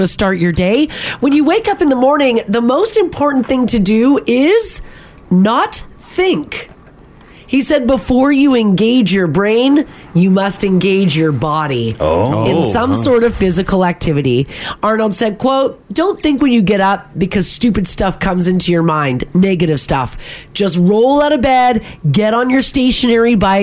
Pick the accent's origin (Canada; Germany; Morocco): Canada; we're from Canada